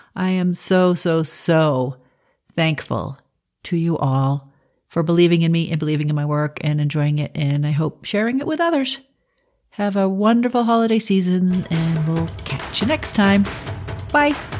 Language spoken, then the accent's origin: English; Boston, Massachusetts, United States; I'm from Boston